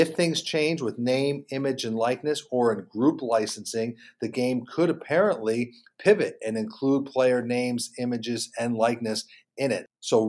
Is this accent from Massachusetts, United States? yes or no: no; Charlotte, North Carolina, United States; here in my hometown of Charlotte, North Carolina.